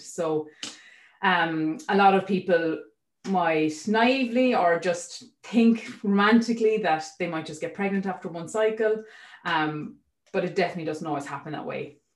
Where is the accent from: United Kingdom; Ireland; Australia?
Ireland; Waterford, Munster; moved away; I'm from Waterford, sorry, so I'm not local.